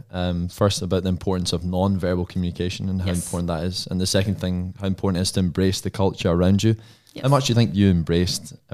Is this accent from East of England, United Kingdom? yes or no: no; Scotland, United Kingdom; just being Scottish